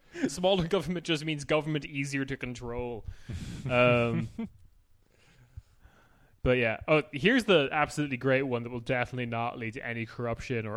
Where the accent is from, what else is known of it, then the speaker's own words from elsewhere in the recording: Ireland; I am Irish.